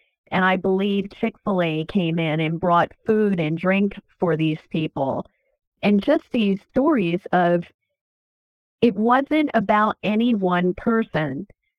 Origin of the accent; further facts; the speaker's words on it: Easton, Pennsylvania, United States; I'm from Easton, Pennsylvania, which is one of the first three places where the Declaration of Independence was read publicly. And my ancestors took part in that back in 1776.